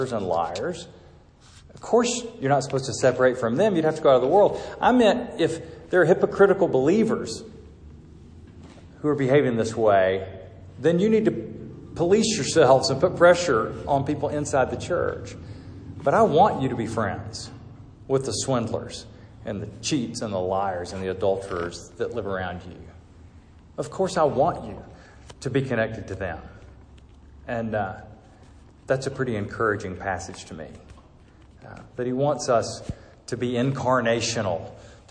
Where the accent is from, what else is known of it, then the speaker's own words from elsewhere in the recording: Georgia, United States; moved away; I moved here from Georgia, where I'm from, my home